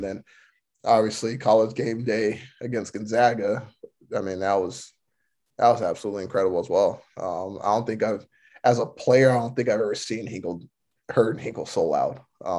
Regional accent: Florida, United States; moved away; in my home state

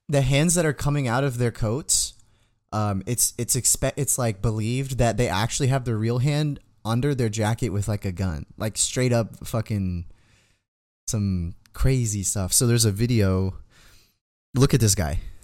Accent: United States; we're from America

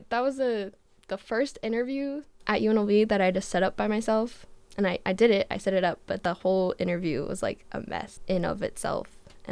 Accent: Las Vegas, Nevada, United States; I am from Vegas. Okay, true. Born and raised.

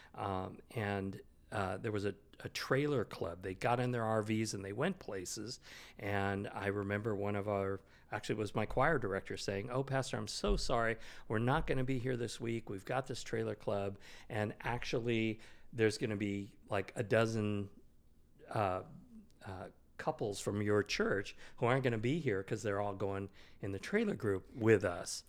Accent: Sacramento, California, United States; also born or lived in Bay Area, California / New Jersey / Kingsburg, California; I grew up in Sacramento, and then I went to college and worked in the Bay Area

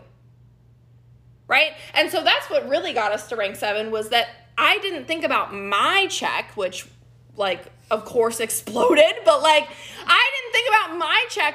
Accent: Dallas, Texas, United States; I'm from Dallas, Texas

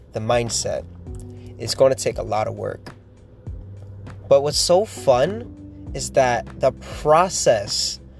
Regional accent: Miami, Florida, United States; I was born in Miami, and that's nowhere near anything country

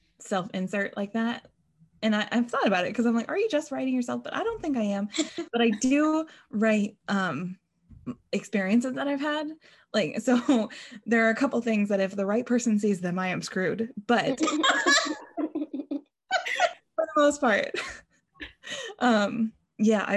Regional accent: New England, United States; I grew up in New England

